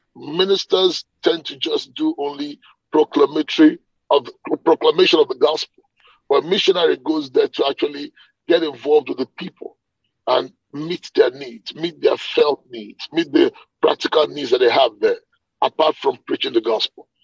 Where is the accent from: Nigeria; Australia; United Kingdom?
Nigeria; moved away as an adult; now in Atlanta, United States; I'm a Nigerian by birth. Okay, I grew up in Nigeria, but I've left Nigeria.